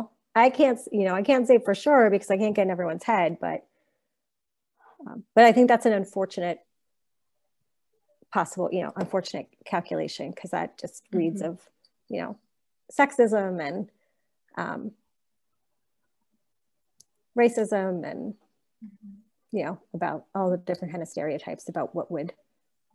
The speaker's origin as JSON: {"language": "English", "town": "Pittsburgh", "region": "Pennsylvania", "country": "United States", "tie": "born or raised there", "said": "I'm a native Pittsburgher. I grew up in the South Hills of Pittsburgh."}